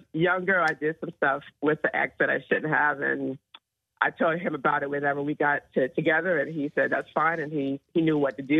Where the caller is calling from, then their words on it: Somerville, United States; I'm calling from Somerville.